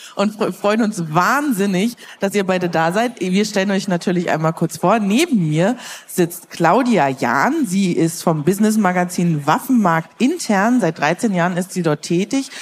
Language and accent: German; Brandenburg, Germany; moved away; Ich komme ja eigentlich ursprünglich aus Brandenburg